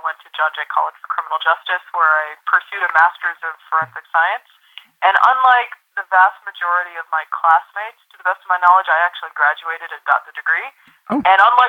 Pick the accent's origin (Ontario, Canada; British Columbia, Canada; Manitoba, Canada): Ontario, Canada; Ottawa; moved away as an adult; now in New York, United States; Where I grew up in Ottawa, you could actually skate to work.